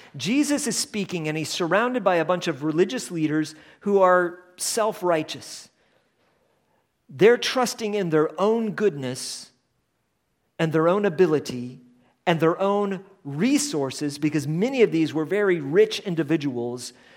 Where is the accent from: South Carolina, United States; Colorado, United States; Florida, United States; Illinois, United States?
Colorado, United States; we were from the United States, um, and that we are from the West, which is Colorado